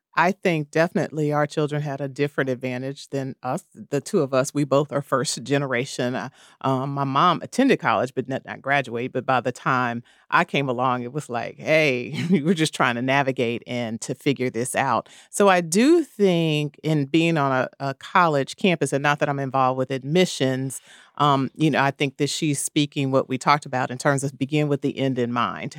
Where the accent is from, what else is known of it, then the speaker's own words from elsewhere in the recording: Kansas City, Missouri, United States; I am from the Midwest, Kansas City, Missouri